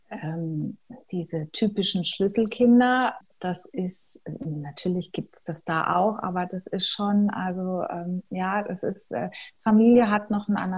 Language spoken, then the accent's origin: German; Germany; Was ich als Deutsche, also ich habe, das liegt natürlich auch an mir als Typ, aber ähm, ich habe immer so das Gefühl gehabt, ich muss mich dafür rechtfertigen.